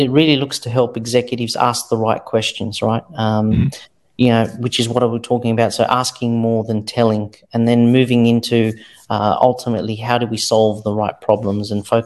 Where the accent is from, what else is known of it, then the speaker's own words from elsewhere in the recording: Australia; I grew up here in Australia